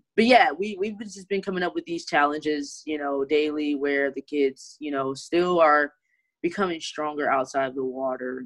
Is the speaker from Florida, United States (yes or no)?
no; Detroit, Michigan, United States; also born or lived in Flint, Michigan; I am from Detroit, Michigan. That is where I grew up and swim at.